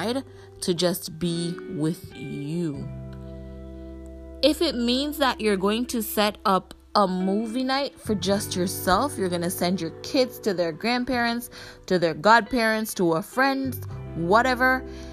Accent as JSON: {"language": "English", "country": "Jamaica", "said": "from where I'm from, and I'm Jamaican"}